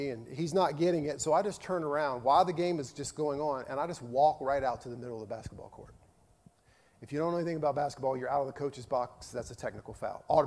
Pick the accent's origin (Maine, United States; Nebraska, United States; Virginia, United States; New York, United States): Virginia, United States; moved away; when I lived in Virginia, my home state